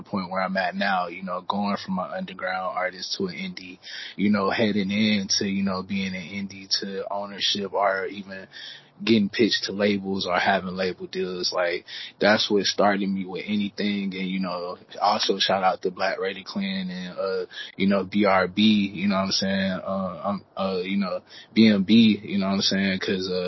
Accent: Houston, Texas, United States; also born or lived in Bryan, Texas; I was born and raised in Houston, you know, just growing up wise, but I actually was birthed in Bryan

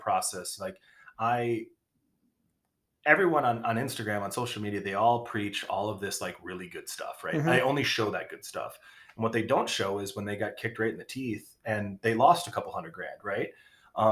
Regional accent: Kalamazoo, Michigan, United States; also born or lived in Long Beach, California; I'm from Kalamazoo, Michigan. Born in Long Beach, California, somehow ended up here

